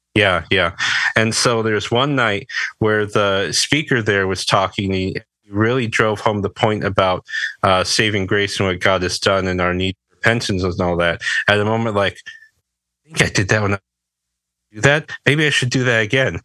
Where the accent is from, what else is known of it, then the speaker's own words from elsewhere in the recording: Berrien Springs, Michigan, United States; I'm from Southwest Michigan. There's a little town called Berrien Springs. Um, I've lived here most of my life